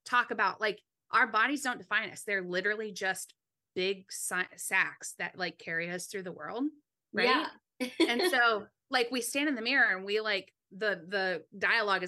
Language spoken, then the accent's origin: English; California, United States; I was born and raised in California